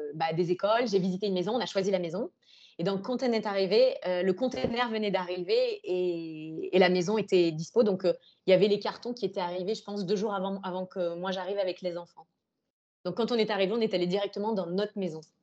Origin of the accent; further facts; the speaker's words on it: France; moved away as an adult; also born or lived in Lebanon / Morocco / Indonesia; now in Singapore; on est arrivé en tant que Français